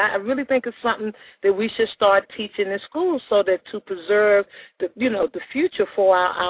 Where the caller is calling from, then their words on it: Macon, Georgia, United States; I'm calling from Macon, Georgia.